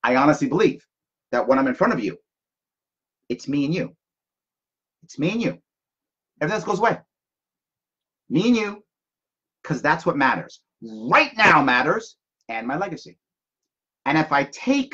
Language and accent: English; United States; also born or lived in Japan